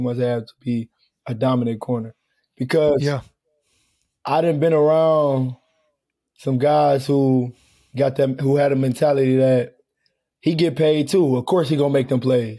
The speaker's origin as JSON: {"language": "English", "town": "Detroit", "region": "Michigan", "country": "United States", "tie": "born or raised there", "moved": "yes", "said": "my hometown team"}